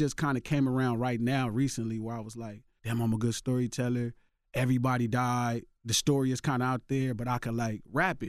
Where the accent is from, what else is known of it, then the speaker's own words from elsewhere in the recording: Los Angeles, California, United States; Yeah, I'm from Watts.